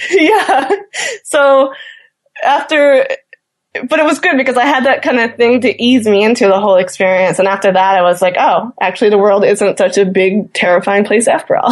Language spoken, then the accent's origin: English; Newfoundland and Labrador, Canada; as a Newfoundlander